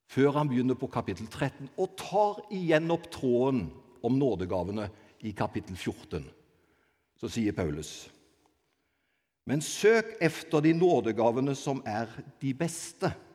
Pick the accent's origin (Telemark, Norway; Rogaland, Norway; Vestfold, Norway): Rogaland, Norway; Avaldsnes; jeg er egentlig fra Avaldsnes, født og oppvokst på Avaldsnes